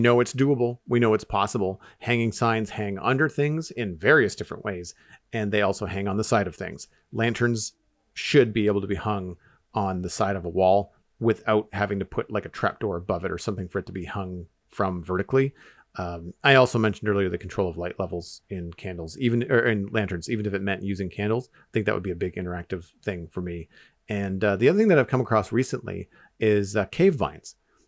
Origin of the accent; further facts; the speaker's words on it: Canada; As a Canadian, I think that would be really, really